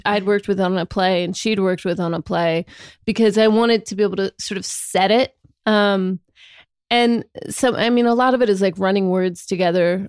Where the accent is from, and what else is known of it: Sacramento, California, United States; accent: Sacramento